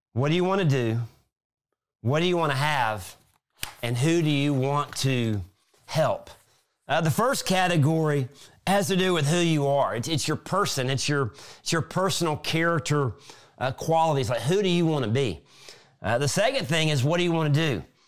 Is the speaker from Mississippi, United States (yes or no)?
yes; South Mississippi, United States; when I was a kid growing up in South Mississippi